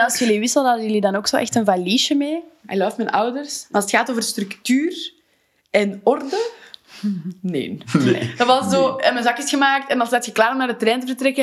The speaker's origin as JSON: {"language": "Dutch", "town": "Wijgmaal", "region": "Flanders", "country": "Belgium", "tie": "born or raised there", "said": "mijn geboortedorp, Wijgmaal"}